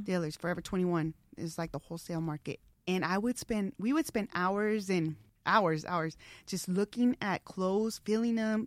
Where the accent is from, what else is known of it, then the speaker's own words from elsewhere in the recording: Tucson, Arizona, United States; moved away as an adult; also born or lived in Los Angeles; I moved back to Tucson, my hometown, which I love, last summer